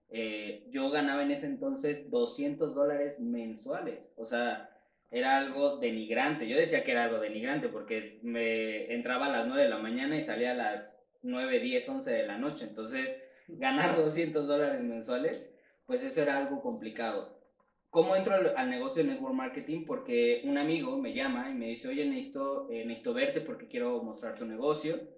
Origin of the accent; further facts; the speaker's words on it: Mexico City, Mexico; tengo 27 años, soy de aquí de la Ciudad de México.